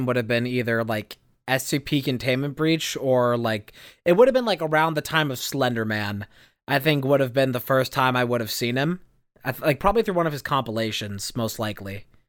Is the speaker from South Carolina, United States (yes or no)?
no; Indiana, United States; I was sitting on the one of the couches in my living room in my house I grew up in Indiana.